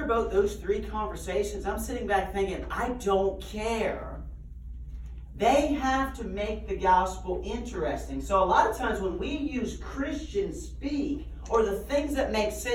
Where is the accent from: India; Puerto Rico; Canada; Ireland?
Canada; Nova Scotia; I grew up in Nova Scotia, Canada